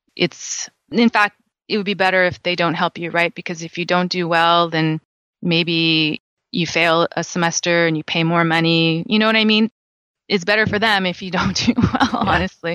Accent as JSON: {"language": "English", "region": "California", "country": "United States", "tie": "born or raised there", "said": "I'm born and raised in California"}